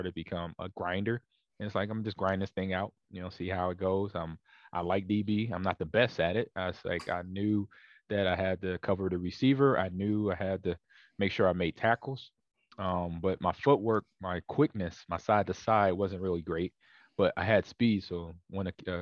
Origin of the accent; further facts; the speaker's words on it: Los Angeles, California, United States; also born or lived in Omaha, Nebraska; I was born in Nebraska, but then raised in Los Angeles, California.